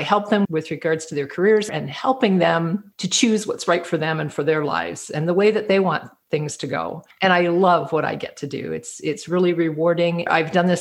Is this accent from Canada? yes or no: yes; Canada; also born or lived in Toronto, Ontario; now in New Brunswick, Canada; I am a Canadian, and I live in a little province called New Brunswick